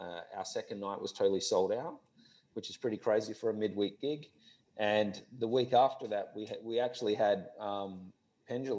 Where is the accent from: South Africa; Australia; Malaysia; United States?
Australia; Perth, Western Australia; moved away as an adult; also born or lived in Melbourne; I'm from Perth originally.